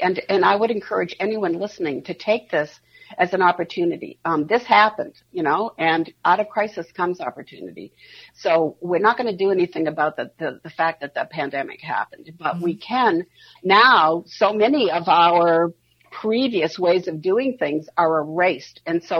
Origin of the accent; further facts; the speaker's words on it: East Coast, United States; I mean, I'm from the East Coast originally, and so a lot of my friends have watched gentrification of their neighborhoods in New York and Boston.